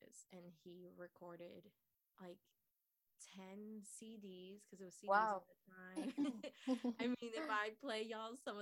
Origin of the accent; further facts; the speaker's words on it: Nicaragua; moved away; So I was born in Nicaragua